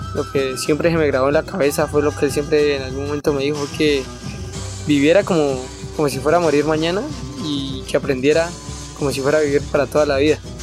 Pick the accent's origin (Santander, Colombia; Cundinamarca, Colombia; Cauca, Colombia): Cauca, Colombia; Resguardo de López; soy del resguardo de López